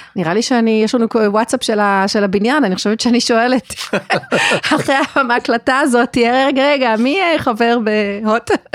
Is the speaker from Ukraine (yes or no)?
no; South Africa; now in Israel; אני גדלתי בדרום אפריקה, וזה באמת היה לפני הרבה שנים, כי אני בארץ כבר הרבה שנים